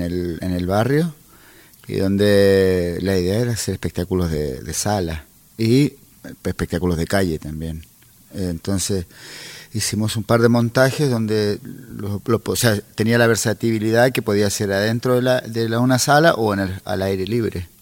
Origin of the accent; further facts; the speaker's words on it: Chile; moved away as an adult; also born or lived in Santiago; yo salí de Chile por tierra